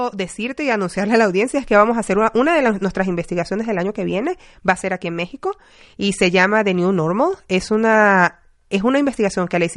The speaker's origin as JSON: {"language": "Spanish", "country": "Venezuela", "moved": "yes", "lives_now": "United States", "said": "yo orgullosamente latina y yo soy venezolana, pero tengo 20 años fuera y, bueno, vivo en muchos lugares."}